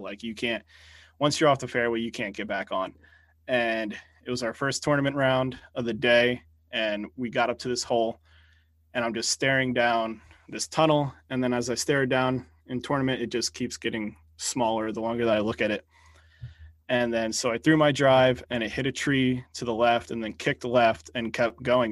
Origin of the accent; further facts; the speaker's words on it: New Jersey, United States; I'm from North Jersey or Central Jersey